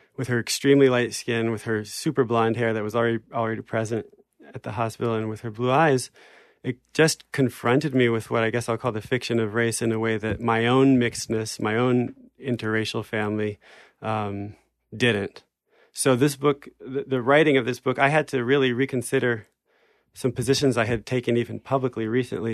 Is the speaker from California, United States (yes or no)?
no; New Jersey, United States; moved away; also born or lived in France; we were raised in New Jersey